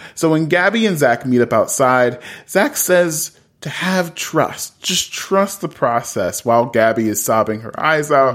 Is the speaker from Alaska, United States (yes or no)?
no; Columbus, Ohio, United States; I'm from Columbus, Ohio